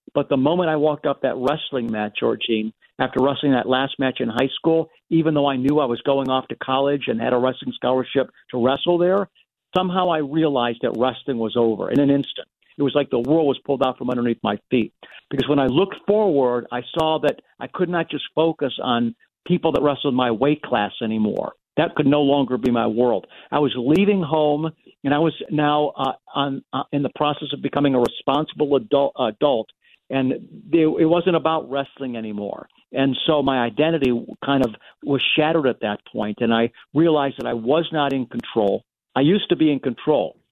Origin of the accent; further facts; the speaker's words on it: United States; as an American